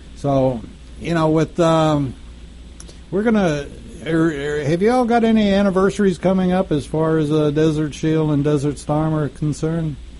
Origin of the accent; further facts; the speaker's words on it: United States; we're American